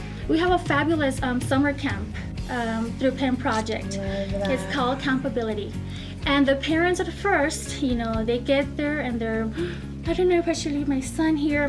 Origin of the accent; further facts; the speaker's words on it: El Paso, Texas, United States; I'm born and raised in El Paso